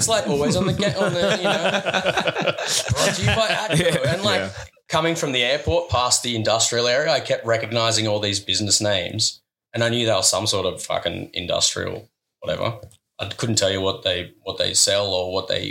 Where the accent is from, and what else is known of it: Australia